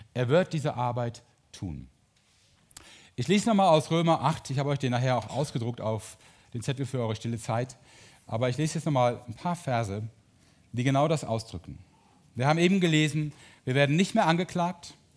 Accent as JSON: {"language": "German", "town": "Mönchengladbach", "region": "North Rhine-Westphalia", "country": "Germany", "tie": "born or raised there", "said": "ich bin Borussia Mönchengladbach-Fan, weil ich da geboren und aufgewachsen bin"}